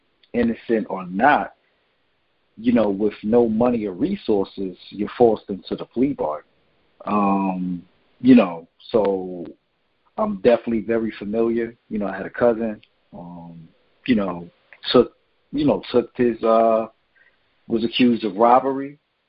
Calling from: New Jersey, United States; from New Jersey.

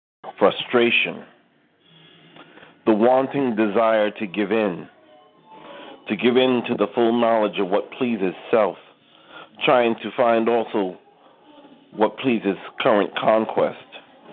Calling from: New York, United States; calling from New York

